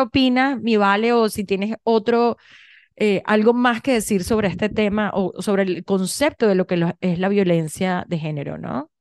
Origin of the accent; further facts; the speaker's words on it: Venezuela; moved away; yo vengo de Venezuela